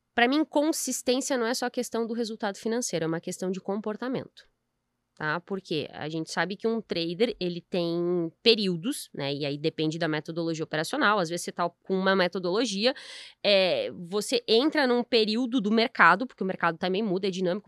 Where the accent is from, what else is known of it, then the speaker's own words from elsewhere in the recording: Brazil; a gente vive num, num país excelente